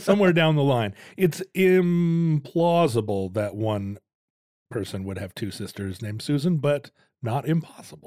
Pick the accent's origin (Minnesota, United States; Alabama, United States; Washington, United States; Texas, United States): Washington, United States; Shoreline; also born or lived in Lake Forest Park, Washington; When I was a little kid, we lived up in Shoreline here in Washington